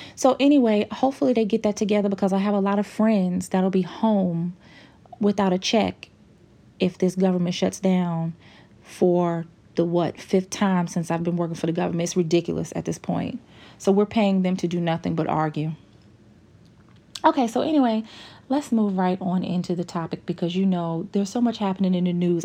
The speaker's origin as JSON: {"language": "English", "country": "United States", "said": "as an American"}